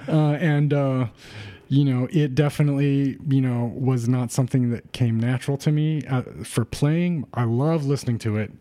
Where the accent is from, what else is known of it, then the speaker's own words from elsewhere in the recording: Rosemead, California, United States; I grew up in the San Gabriel Valley, you know, um, in a town called Rosemead, which is next to Pasadena